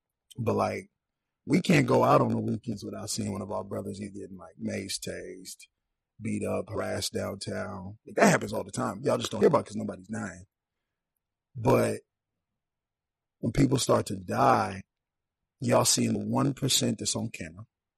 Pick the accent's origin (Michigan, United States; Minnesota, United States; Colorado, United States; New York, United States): Minnesota, United States; Saint Paul; I'm from St. Paul.